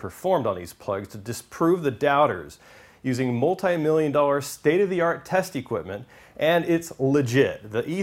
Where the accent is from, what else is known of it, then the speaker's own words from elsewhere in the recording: Southern California, United States; I'm from Southern California